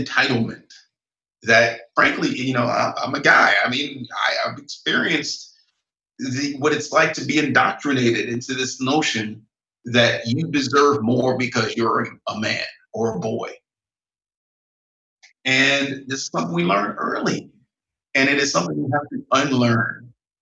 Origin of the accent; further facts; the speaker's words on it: Northern Ohio, United States; where I grew up in Northern Ohio